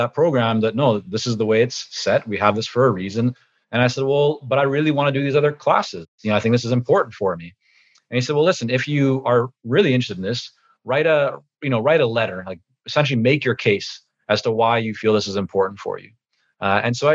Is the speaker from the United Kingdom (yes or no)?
no; Vancouver, British Columbia, Canada; English is a second language; also born or lived in Toronto, Canada / Israel; we moved back to Canada, this time to Vancouver, when I was about 6.5 years old